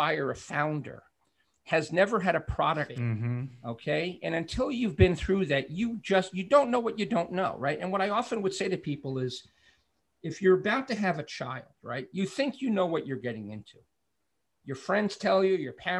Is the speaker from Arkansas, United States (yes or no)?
no; New York City, New York, United States; I'm from Brooklyn